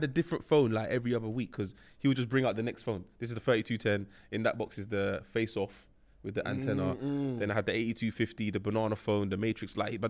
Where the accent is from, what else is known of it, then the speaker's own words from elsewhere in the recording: London, United Kingdom; Yeah, Northwest London.